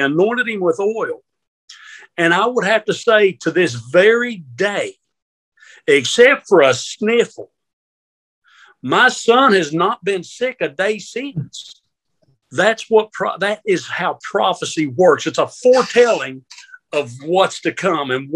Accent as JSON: {"language": "English", "region": "Kentucky", "country": "United States", "tie": "born or raised there", "also_born_or_lived": "Baltimore, Maryland", "said": "We moved from Baltimore to Kentucky"}